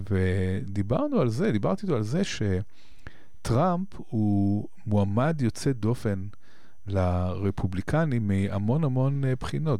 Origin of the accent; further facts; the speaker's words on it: Israel; אנחנו כישראלים